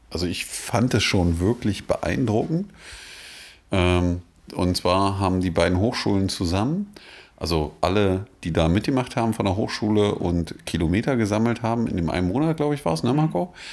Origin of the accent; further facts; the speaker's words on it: Magdeburg, Saxony-Anhalt, Germany; Ich sage das jetzt als Magdeburger, auch wenn man mich jetzt vielleicht auf der Straße steinigt.